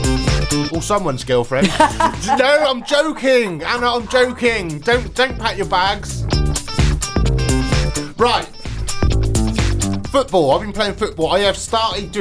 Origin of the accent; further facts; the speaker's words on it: Swindon, South West England, United Kingdom; born or raised there